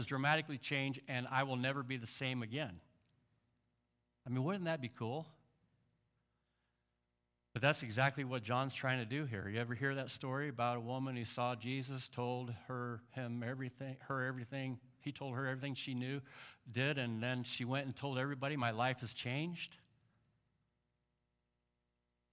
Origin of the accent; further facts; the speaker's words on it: Central Illinois, United States; I'm from Central Illinois